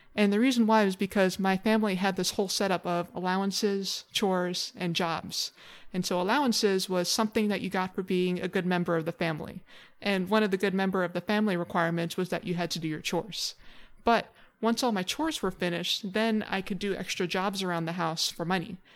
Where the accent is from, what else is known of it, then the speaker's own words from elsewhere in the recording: Honolulu, Hawaii, United States; I was born and raised in Hawaii. I grew up on the island of Oahu